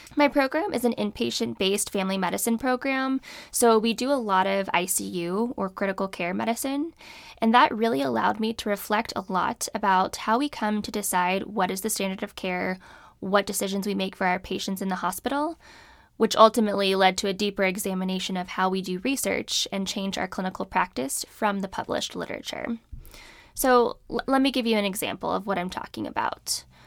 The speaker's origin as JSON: {"language": "English", "region": "California", "country": "United States", "tie": "born or raised there", "also_born_or_lived": "Alabama / Danbury, Connecticut", "moved": "as an adult", "said": "I grew up in California"}